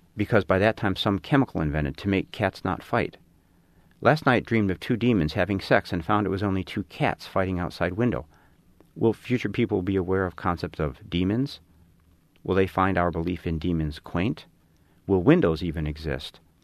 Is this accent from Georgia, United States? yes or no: no; Chicago, Illinois, United States; I grew up in Chicago, didn't know any other writers.